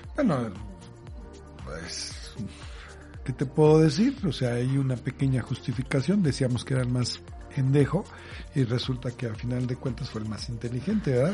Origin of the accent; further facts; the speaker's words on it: Mexico; como buen mexicano